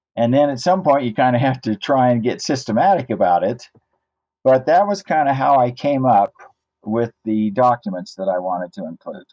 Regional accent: Idaho Falls, Idaho, United States; I was born and raised in Idaho Falls, Idaho

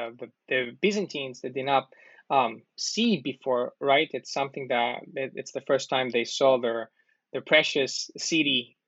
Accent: Greece; because I'm also from Greece.

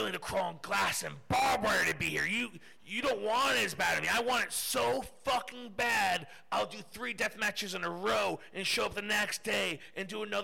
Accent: United States; as an American

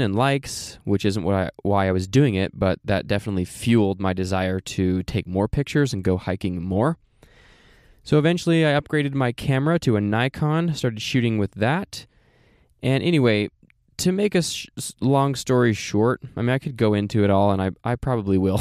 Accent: Oregon, United States; moved away; also born or lived in Saint George, Utah; I'm from Oregon.

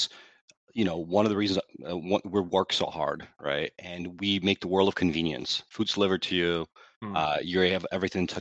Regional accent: Ukraine; now in United States; I was born in Ukraine

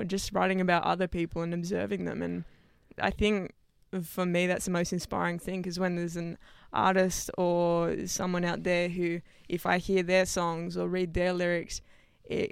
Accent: Sydney, New South Wales, Australia; I went to school out west. Okay. Western Sydney.

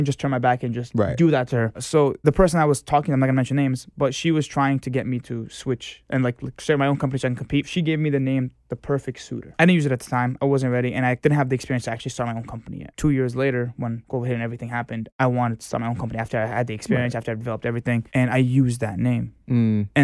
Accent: Boston, Massachusetts, United States; moved away as an adult; now in New York City, United States; Born and raised in Boston, Massachusetts

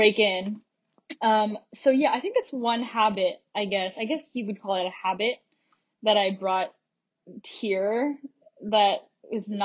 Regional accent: Davao City, Davao Region, Philippines; moved away as an adult; also born or lived in Washington State, United States / Panabo City, Philippines; now in Hawaii, United States; I grew up in Davao City

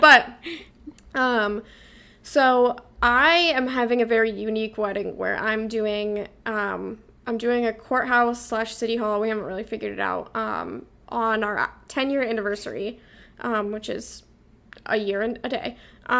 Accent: Vermont, United States; I'm from Vermont, so they're kind of like a New England vibe.

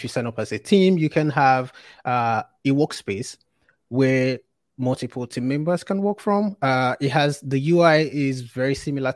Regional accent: Nigeria; I worked at a fintech startup in Nigeria, which is my home country.

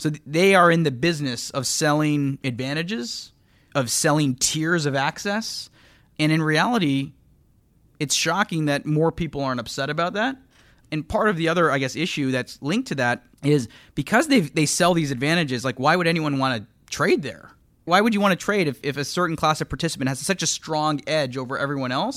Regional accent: just outside of Toronto, Ontario, Canada; moved away as an adult; now in United States; I grew up just outside of Toronto, moved to the U S in two thousand two

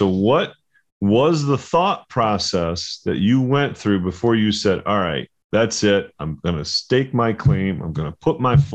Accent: Binghamton, New York, United States; born or raised there; also born or lived in Tampa, Florida / Poughkeepsie, New York

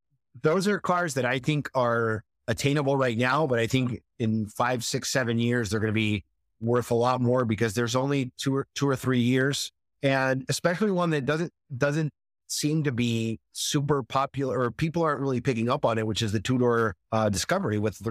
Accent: Spain; English is a second language; now in United States; which I'm very fond of because I grew up in Spain.

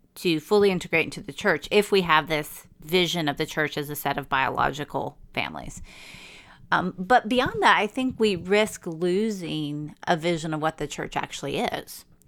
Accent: United States; as an American

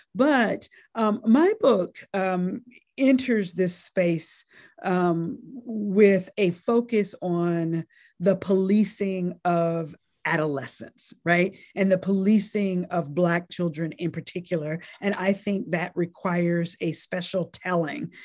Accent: North Carolina, United States; born or raised there; also born or lived in Nashville, Tennessee

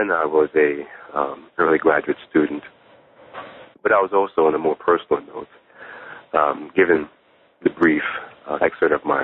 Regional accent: Jamaica; moved away; I was born in Jamaica in the Caribbean, but my mother's family are from Ghana, West Africa

